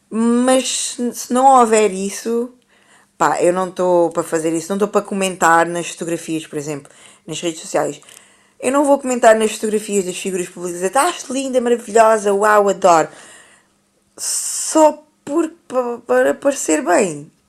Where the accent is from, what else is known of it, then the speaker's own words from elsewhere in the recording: Brazil; eu sou brasileira, eu considero-me brasileira.